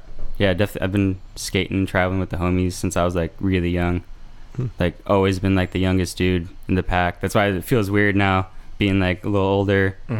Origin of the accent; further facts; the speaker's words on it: Bay Area, California, United States; also born or lived in Redwood City, California / Scottsdale, Arizona / Sacramento, California; I grew up in the Bay Area before like my family moved to Arizona for a little bit. And then we moved back. We were like in Sacramento.